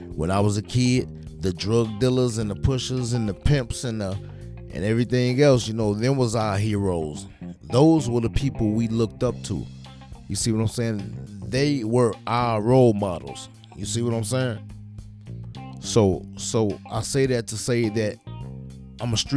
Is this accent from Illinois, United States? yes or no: yes; Chicago, Illinois, United States; I am from Chicago, Illinois.